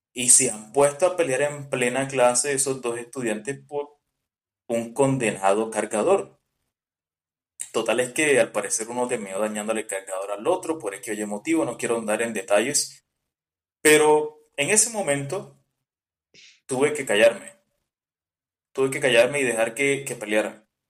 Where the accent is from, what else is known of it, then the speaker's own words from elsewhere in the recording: Colombian Caribbean coast, Caribbean Region, Colombia; somos costeños